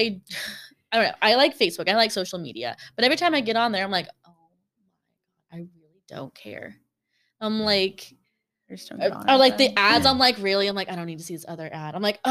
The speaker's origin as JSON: {"language": "English", "region": "Southern California", "country": "United States", "tie": "born or raised there", "said": "We grew up in Southern California"}